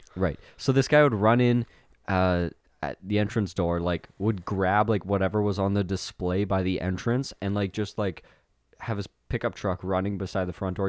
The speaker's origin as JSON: {"language": "English", "town": "Winkler", "region": "Manitoba", "country": "Canada", "tie": "born or raised there", "said": "my hometown, Winkler"}